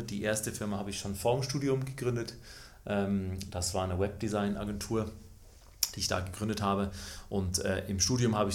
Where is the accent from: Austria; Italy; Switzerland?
Switzerland; Ich bin in der Schweiz äh, groß geworden, ähm, das hört man auch.